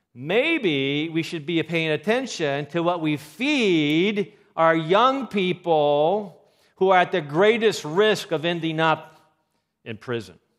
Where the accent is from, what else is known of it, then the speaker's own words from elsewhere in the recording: Seattle, Washington, United States; moved away; I'm from Seattle.